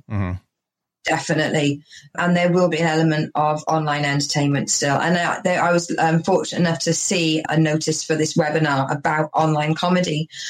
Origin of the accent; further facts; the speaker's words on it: England, United Kingdom; And like being Welsh or being from where I am in England, we're known as bumpkins, which is a farmer kind of folk.